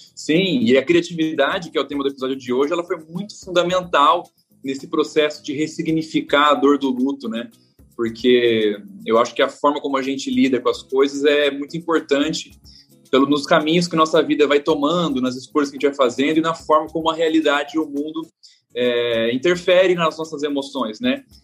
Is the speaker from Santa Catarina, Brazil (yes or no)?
no; Presidente Prudente, São Paulo, Brazil; eu sou caipira de Presidente Prudente, interior de São Paulo